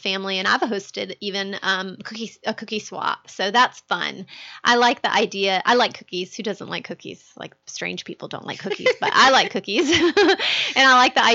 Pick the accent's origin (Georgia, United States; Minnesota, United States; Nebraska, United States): Georgia, United States; I grew up in Georgia where we almost never had snow for Christmas